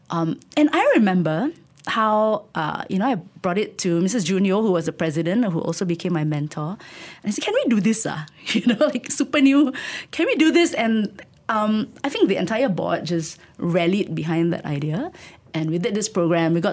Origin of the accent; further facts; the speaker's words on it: Tanjung Malim, Perak, Malaysia; I grew up in Tanjung Malim. And my entire growing up years, my teenage years, I thought my future would just be